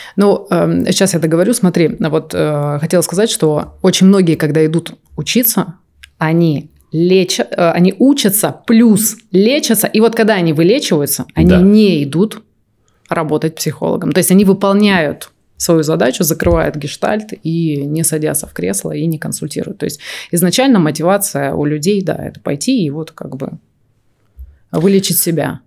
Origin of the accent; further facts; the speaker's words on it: Omsk, Omsk Oblast, Russia; Я из Сибири, из Омска.